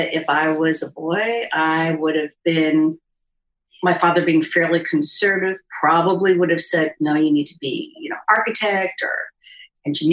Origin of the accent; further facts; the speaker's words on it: New York City, New York, United States; I grew up in New York City in Manhattan